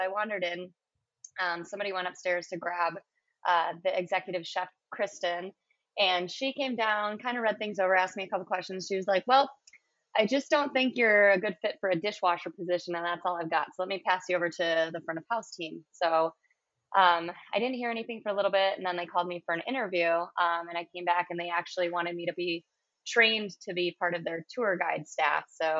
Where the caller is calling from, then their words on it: Milwaukee, Wisconsin, United States; I'm calling from Lakefront Brewery in Milwaukee, Wisconsin.